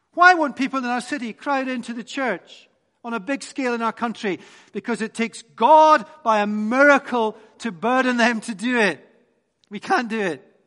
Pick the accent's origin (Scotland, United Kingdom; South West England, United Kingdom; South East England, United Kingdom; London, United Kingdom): Scotland, United Kingdom; I'm Scottish.